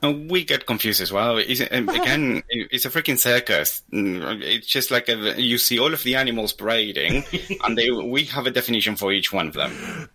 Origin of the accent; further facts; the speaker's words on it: Argentina; moved away; I'm Argentinian